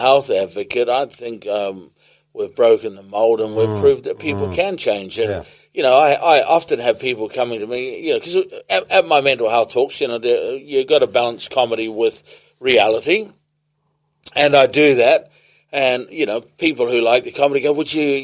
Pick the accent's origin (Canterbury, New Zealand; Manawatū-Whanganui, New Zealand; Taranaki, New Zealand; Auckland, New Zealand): Auckland, New Zealand; Whenuapai; I grew up in Whenuapai Village.